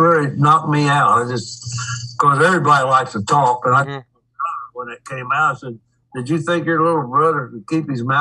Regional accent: Hamilton, Ohio, United States; in my hometown

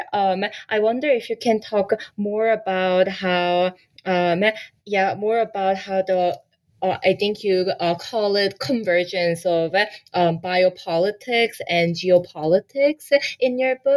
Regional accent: Canada; And then I was educated in Canada. I grew up in Canada.

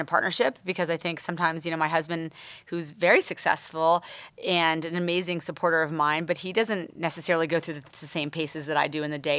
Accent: East Coast, United States; moved away as an adult; now in Los Angeles, United States; I moved to L A now almost eleven years ago, but I'm from the East Coast

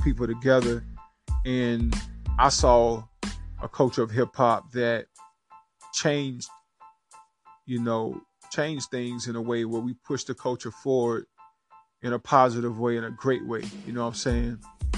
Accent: Rock Hill, South Carolina, United States; I'm born and raised right here in Rock Hill, South Carolina

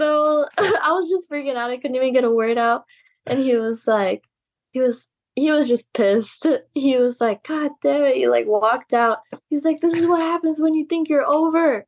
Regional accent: Laredo, Texas, United States; my hometown Laredo

